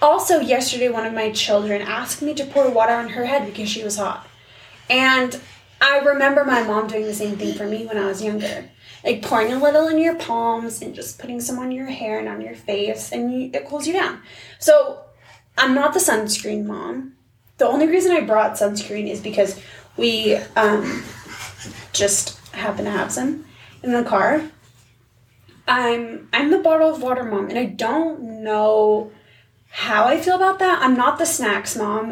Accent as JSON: {"language": "English", "town": "Seattle", "region": "Washington", "country": "United States", "tie": "born or raised there", "moved": "yes", "lives_now": "Utah, United States", "said": "I grew up in Seattle"}